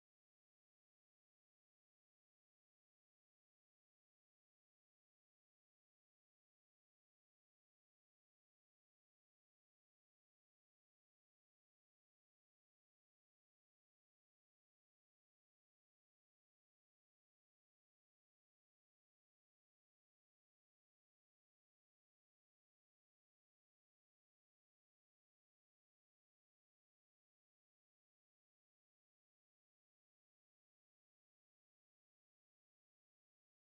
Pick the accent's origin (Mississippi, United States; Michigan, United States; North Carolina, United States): Mississippi, United States; Jackson; Jackson, Mississippi